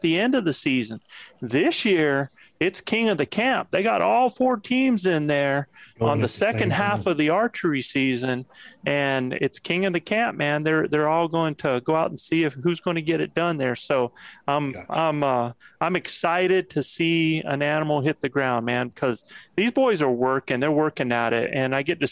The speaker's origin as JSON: {"language": "English", "town": "Moyock", "region": "North Carolina", "country": "United States", "tie": "born or raised there", "moved": "yes", "said": "I was raised in Moyock, North Carolina, a stone's throw from Elizabeth City"}